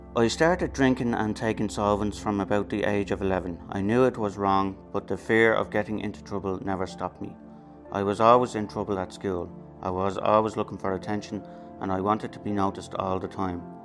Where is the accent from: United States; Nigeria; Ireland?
Ireland; Dublin, Leinster; I grew up in Ballymun. I was the oldest of seven and I still live here today.